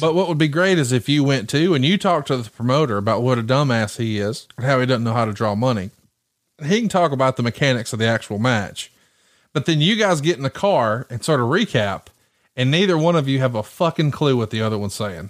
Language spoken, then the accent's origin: English; Alabama, United States; I'm from Alabama, born and raised